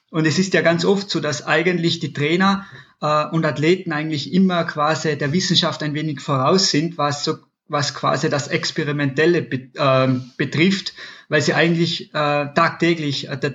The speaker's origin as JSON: {"language": "German", "region": "Tyrol", "country": "Austria", "tie": "born or raised there", "said": "klassischer polysportive Grundausbildung im, im Sport mit Skifahren bei uns in, in Tirol äh, Tennis, Fußball, also relativ polysportiv aus, aufgewachsen bis so ins 15., 16. Lebensjahr."}